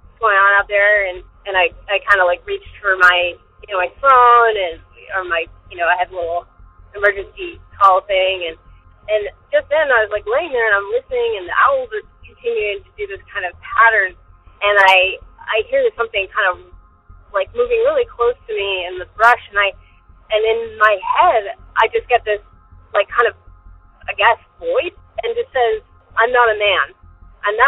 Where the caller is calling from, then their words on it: Arizona, United States; I'm calling from Arizona